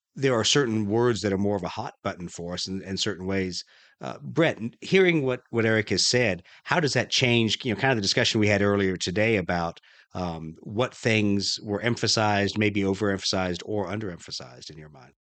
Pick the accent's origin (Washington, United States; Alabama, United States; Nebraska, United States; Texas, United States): Alabama, United States; Huntsville; I spent a lot of my time growing up around Huntsville, Alabama